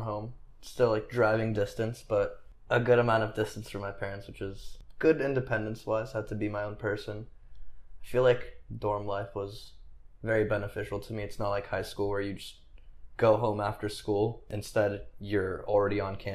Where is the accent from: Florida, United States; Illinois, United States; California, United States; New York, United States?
California, United States; Los Angeles; I'd just say I'm from the Valley